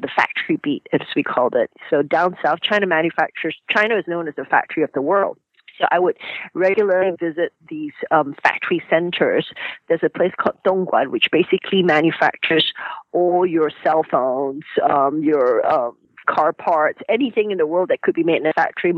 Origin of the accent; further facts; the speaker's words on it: Malaysia; moved away; I grew up in Malaysia, and I was kind of the 5th daughter in a Chinese family